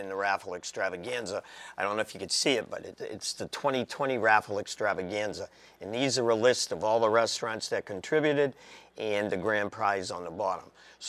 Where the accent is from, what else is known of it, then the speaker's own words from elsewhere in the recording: New Bedford, Massachusetts, United States; I'm from New Bedford, so all my peeps are in New Bedford.